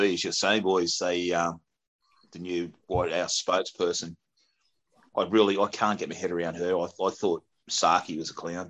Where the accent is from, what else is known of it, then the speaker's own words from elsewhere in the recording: Newcastle, New South Wales, Australia; We got the mighty Newcastle Knights. That's my hometown.